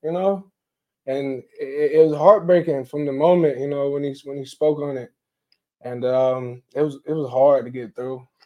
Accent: Orlando, Florida, United States; moved away; I'm a transfer from Northwestern State University, originally from Orlando, Florida

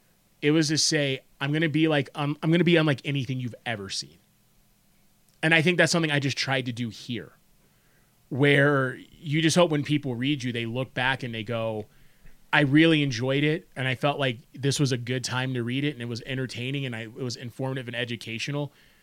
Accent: Florida, United States; born there; So like what it was is like I was born in South Florida and my dad was military. So between his career, my schooling, it's why I moved around.

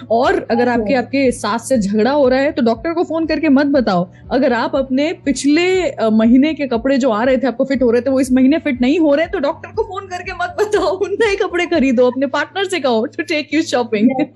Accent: Indore, Madhya Pradesh, India; इंदौर मेरा home town है

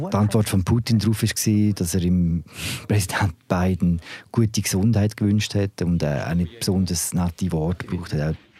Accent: Switzerland

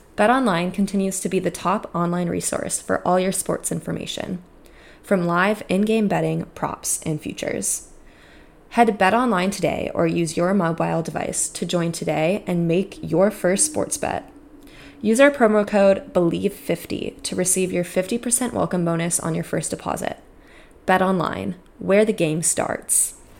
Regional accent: California, United States; growing up in California

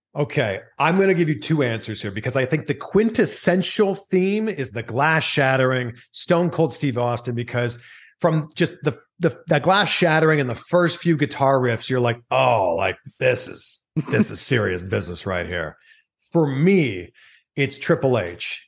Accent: Toronto, Ontario, Canada; now in California, United States; I'm from Toronto

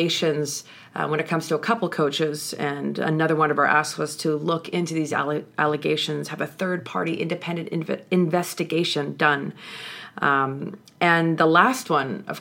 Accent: just outside Edmonton, Alberta, Canada; I was born just outside Edmonton

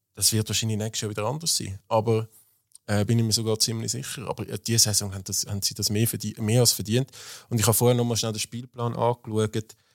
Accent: Zurich, Switzerland; ich habe meine Kindheit im Hartturm, äh, verbracht

